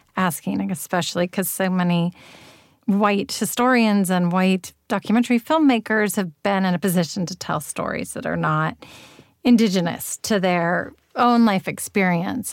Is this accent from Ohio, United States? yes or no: no; Berkeley, California, United States; I grew up in Berkeley and I went to Berkeley Public Schools